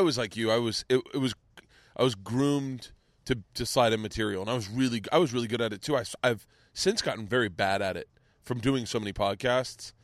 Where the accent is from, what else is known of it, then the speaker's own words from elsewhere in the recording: Florida, United States; growing up in Florida